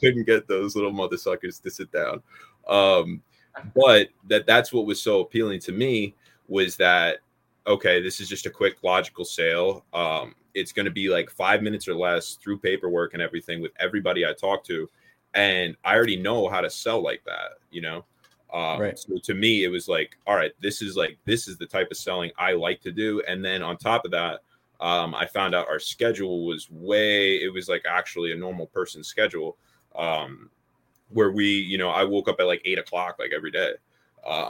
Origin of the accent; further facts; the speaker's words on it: Pennsylvania, United States; also born or lived in Louisiana; I went back to Pennsylvania, right? Because I'm not from Louisiana. So then I went back all the way back up to Pennsylvania